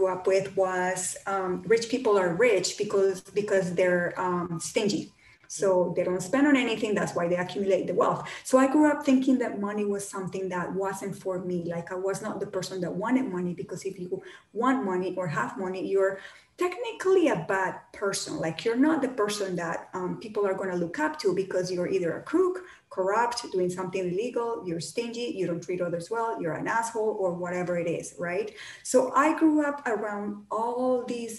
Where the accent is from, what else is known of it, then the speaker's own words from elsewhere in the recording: Colombia; moved away; I grew up in Colombia, in South America